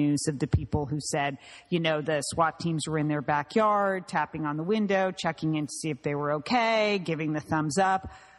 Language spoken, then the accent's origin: English; California, United States; also born or lived in New England; being a Californian